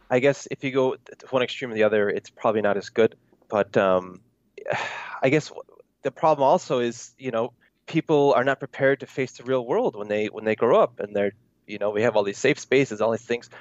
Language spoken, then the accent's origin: English; United States; moved away as an adult; also born or lived in Korea; I was born in the United States